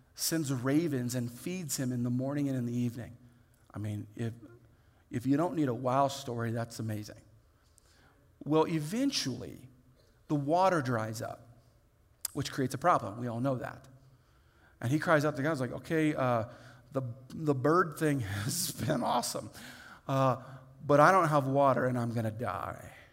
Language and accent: English; Indiana, United States; I grew up in Indiana where what we visually could look at was corn